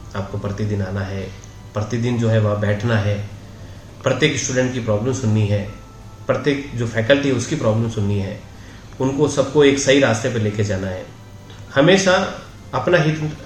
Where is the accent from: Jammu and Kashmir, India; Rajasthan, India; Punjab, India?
Rajasthan, India; Jodhpur; moved away as an adult; now in Udaipur, India; मैं प्रॉपर जोधपुर का रहने वाला हूँ